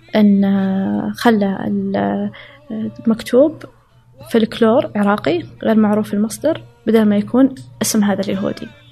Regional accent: Saudi Arabia; also born or lived in Riyadh / Chicago; أنا كسعودية

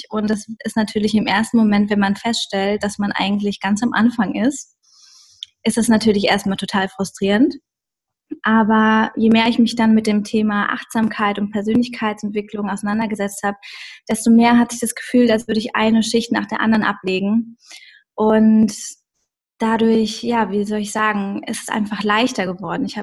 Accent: Bensheim, Hesse, Germany; Also ursprünglich komme ich aus Bensheim an der Bergstraße in Hessen und ähm, ja, ich bin dort aufgewachsen in einer kleinen Stadt

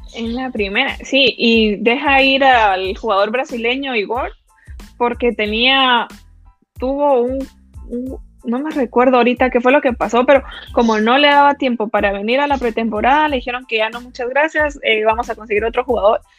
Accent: Guatemala; como guatemaltecos

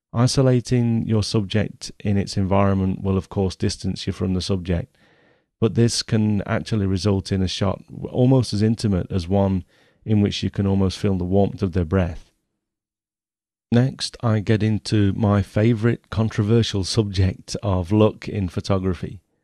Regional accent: Nottingham, East Midlands, United Kingdom; I was born in Nottingham in nineteen sixty-seven

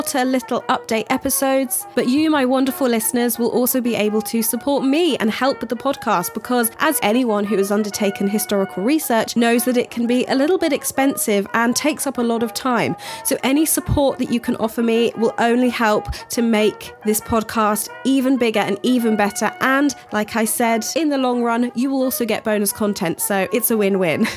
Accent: United Kingdom; as a British person

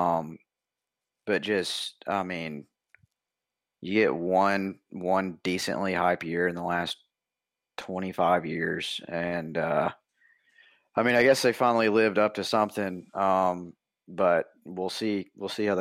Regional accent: Tennessee, United States; I'm from Tennessee

